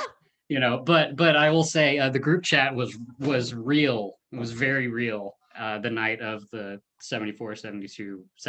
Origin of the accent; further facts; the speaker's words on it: Midland, Texas, United States; I'm a native Texan. I grew up in Midland, born and raised.